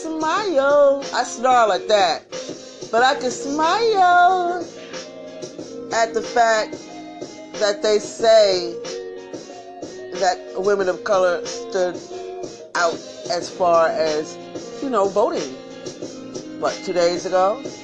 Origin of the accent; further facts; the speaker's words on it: New York City, New York, United States; I'm from Brooklyn too. We don't say our K's.